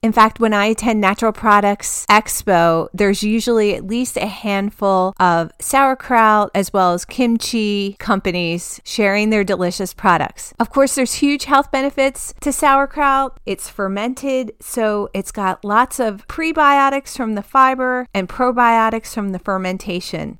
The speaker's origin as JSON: {"language": "English", "region": "New Jersey", "country": "United States", "tie": "born or raised there", "said": "growing up in New Jersey"}